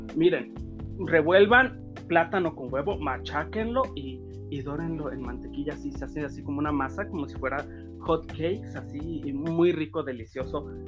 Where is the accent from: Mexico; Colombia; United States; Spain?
Mexico